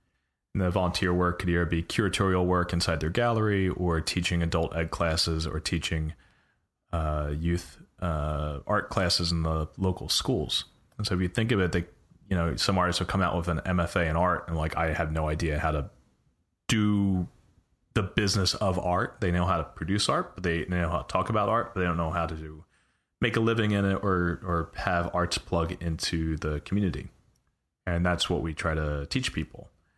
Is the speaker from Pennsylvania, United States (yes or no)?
yes; Philadelphia, Pennsylvania, United States; moved away as an adult; now in California, United States; I was born in West Philadelphia. I wasn't raised in West Philly. I grew up in Northeast Philly, but I was in West Philadelphia. I was born.